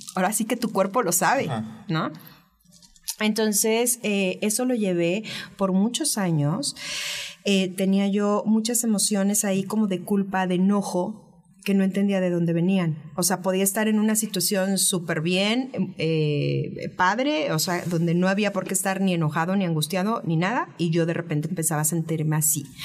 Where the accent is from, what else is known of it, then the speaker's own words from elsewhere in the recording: Veracruz, Mexico; soy jarocha